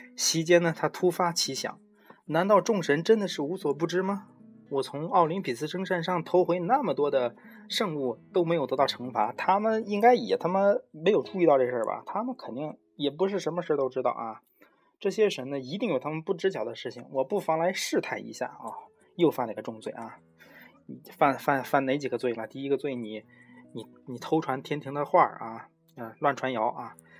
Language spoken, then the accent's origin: Chinese; China; 我们中国人都觉得很奇怪